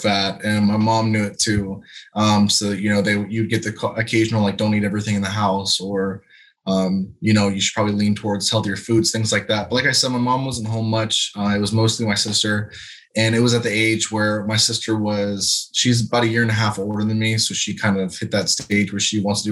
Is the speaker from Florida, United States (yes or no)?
yes; Lakeland, Florida, United States; So I'm originally from Lakeland, Florida. Grew up with my sister and mom.